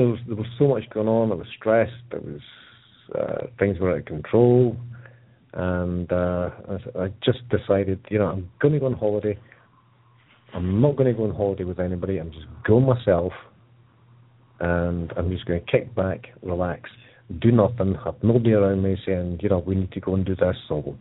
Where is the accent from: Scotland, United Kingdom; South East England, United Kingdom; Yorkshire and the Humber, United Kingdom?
Scotland, United Kingdom; Edinburgh; the hospital I was born in Edinburgh